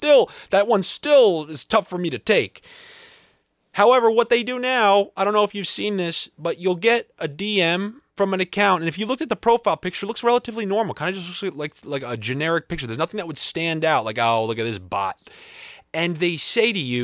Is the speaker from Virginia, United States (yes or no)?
no; Long Island, New York, United States; moved away as an adult; also born or lived in Boston / Los Angeles; I grew up in Long Island